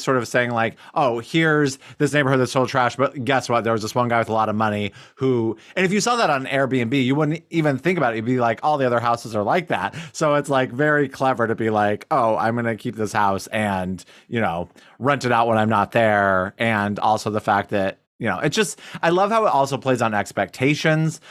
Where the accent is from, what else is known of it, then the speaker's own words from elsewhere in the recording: Detroit, Michigan, United States; we're from Detroit